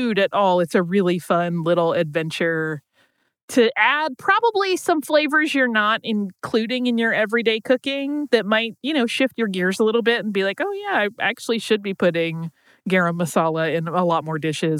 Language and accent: English; Gulf Coast, United States; I grew up on the Gulf Coast